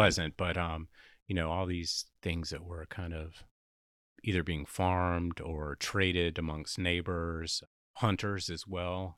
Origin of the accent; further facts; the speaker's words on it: Louisiana, United States; accent: Southern drawl; also born or lived in New York City, United States; in Louisiana, she got into cooking lessons to help supplement our income